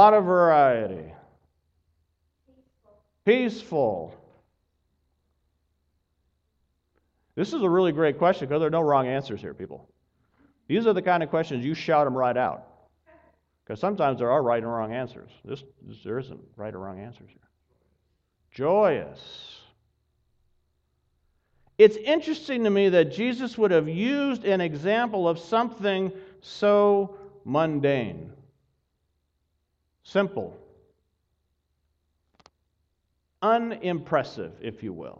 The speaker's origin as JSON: {"language": "English", "region": "Pacific Northwest", "country": "United States", "moved": "yes", "said": "there were about five of us that were from the Pacific Northwest"}